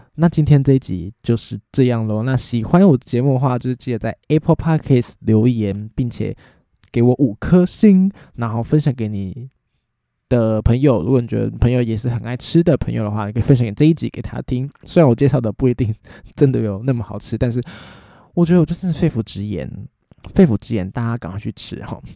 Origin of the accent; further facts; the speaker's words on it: Taiwan; 我们台湾人 通常吃饭就很想要配饭嘛